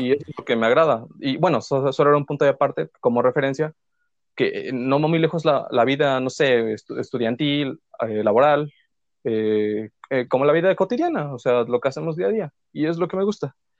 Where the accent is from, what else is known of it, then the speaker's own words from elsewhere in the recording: Puebla, Mexico; soy pues poblano.